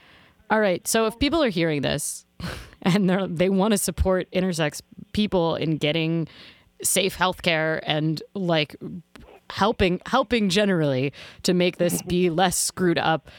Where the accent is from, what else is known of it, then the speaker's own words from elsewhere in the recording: United States; to me as an American